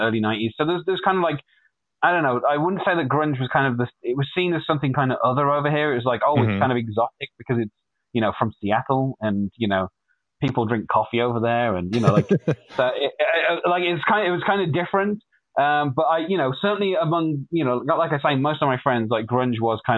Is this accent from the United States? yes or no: no; Wolverhampton, West Midlands, United Kingdom; I'm from a city called Wolverhampton, which is in the Midlands, in the UK, or more specifically in the Midlands of England